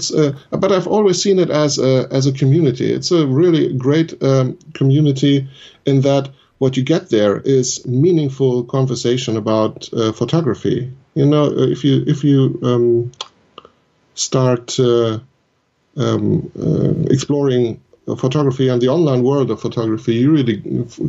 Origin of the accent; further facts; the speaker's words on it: Germany; my home country. We have lots of beautiful walking areas here in Germany